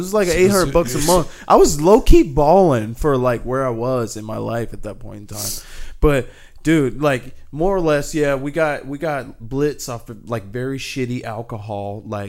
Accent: the South, United States; moved away; I'm from the South

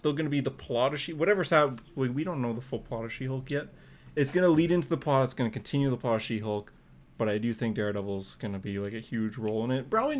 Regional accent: Australia; accent: Australian; It's my Australian accent.

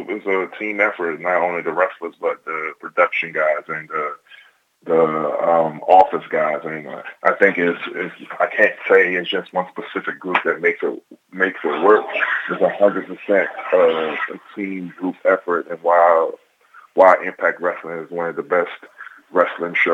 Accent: Nigeria; I'm Nigerian.

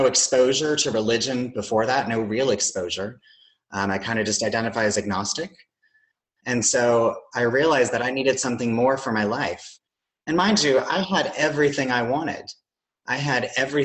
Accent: South Carolina, United States; moved away as an adult; I grew up in South Carolina in a smaller town

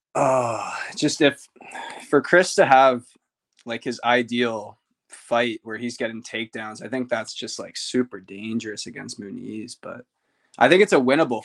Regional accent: Ottawa, Ontario, Canada; I'm very Canadian

